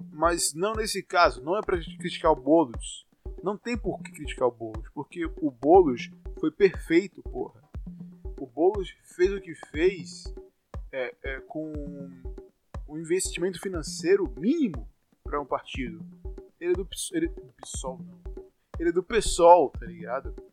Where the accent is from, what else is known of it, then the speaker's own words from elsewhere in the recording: Salvador, Bahia, Brazil; Eu sou de Salvador, como vocês já devem saber